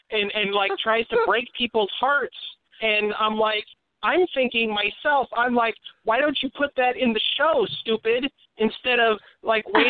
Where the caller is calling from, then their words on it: Portland, Oregon, United States; I'm calling from Portland, in Oregon.